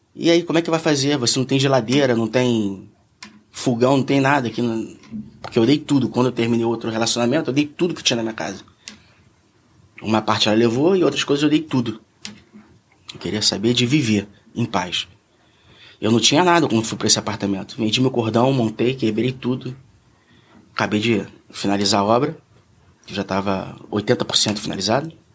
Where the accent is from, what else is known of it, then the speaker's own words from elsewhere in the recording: Rio de Janeiro, Brazil; Eu nasci em Ipanema, eu fui criado em Ipanema.